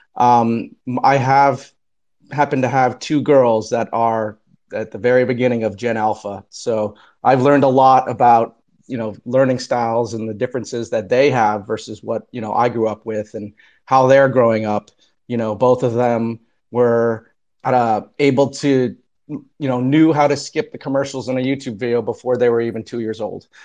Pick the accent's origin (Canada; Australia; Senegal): Canada; now in New Jersey, United States; I am also Canadian